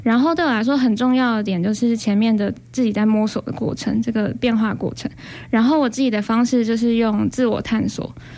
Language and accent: Chinese; Taipei, Taiwan; moved away as an adult; now in Hualien, Taiwan; 我是台北人，然后我来花莲大概快要三年，嗯、前面两年的时间是在医院里面工作